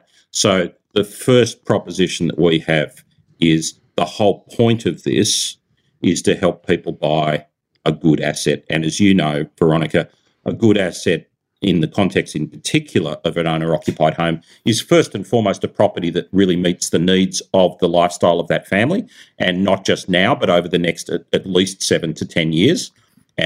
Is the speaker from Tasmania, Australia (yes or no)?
no; Central Coast of New South Wales, Australia; moved away; also born or lived in Silicon Valley; I grew up on the Central Coast of New South Wales.